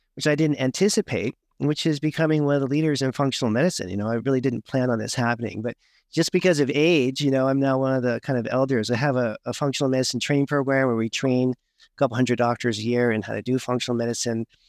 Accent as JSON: {"language": "English", "town": "Berkeley", "region": "California", "country": "United States", "tie": "born or raised there", "said": "I grew up in Berkeley, California"}